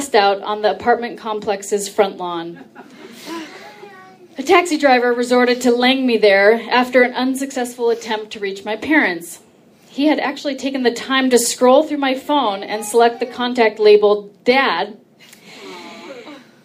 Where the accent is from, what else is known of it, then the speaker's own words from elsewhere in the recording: Orange County, California, United States; I'm from Orange County